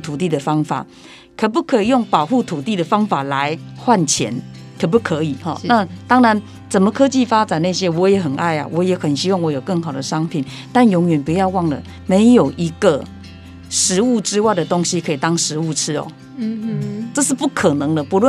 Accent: Taiwan; 善待了土地之后，而形成的我们台湾人的三餐，那这样子的国家它会健康。

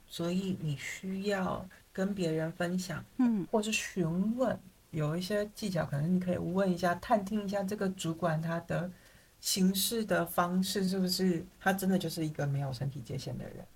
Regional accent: Taiwan; moved away; also born or lived in Paris, France; 我是台湾人

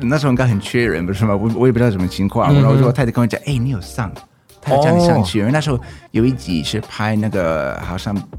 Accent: North Carolina, United States; Chinese is a second language; moved away as an adult; also born or lived in Taiwan / China; 我是来自美国的北卡州的…，那之前在台湾有住过八年，在大陆也有住过八年。哇哦！然后最近啊，应该前三年就搬回去美国这样子

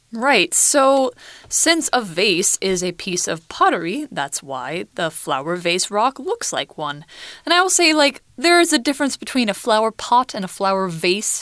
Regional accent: Boise, Idaho, United States; I'm from Idaho State, and in it, I'm from Ada County, and in Ada County, I'm from Boise City

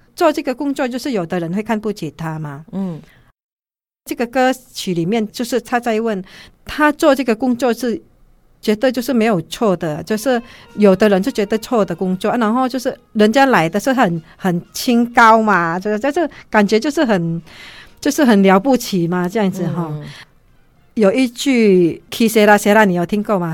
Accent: Indonesia; Chinese is a second language; moved away as an adult; now in Taiwan; 我们在印尼，女人是很被尊重的

